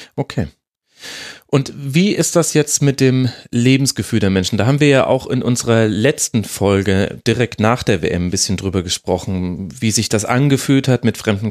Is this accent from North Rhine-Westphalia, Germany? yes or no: no; Munich, Bavaria, Germany; ich hier als Münchner